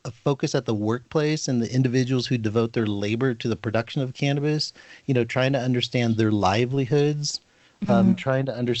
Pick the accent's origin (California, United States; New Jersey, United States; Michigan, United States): California, United States; Northern; I was born and raised in California, specifically Northern California, and then spent time in Southern California